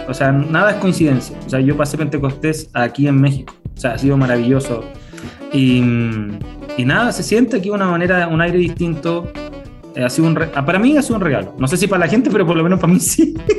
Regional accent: Temuco, Araucanía, Chile; Yo soy de Temuco

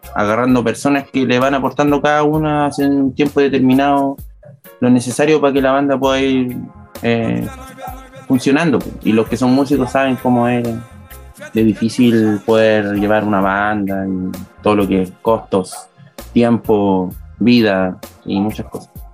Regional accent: Concepción, Biobío, Chile; Nosotros somos de acá, pues, somos penquistas, pencochas

